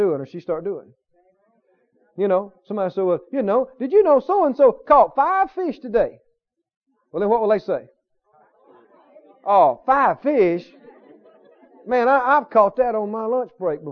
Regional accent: the South, United States; accent: Southern; I was from the South

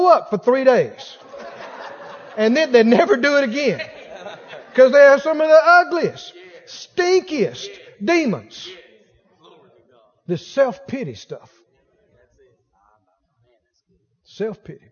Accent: Mississippi, United States; I grew up next door in Mississippi. Red mud between my toes

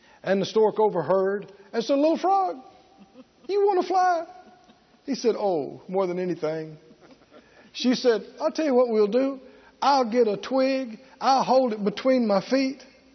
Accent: the South, United States; growing up in the South.

